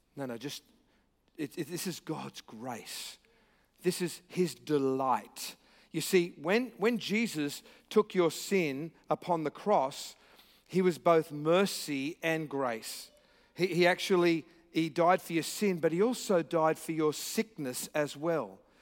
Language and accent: English; Australia; I'm here from Australia with a funny accent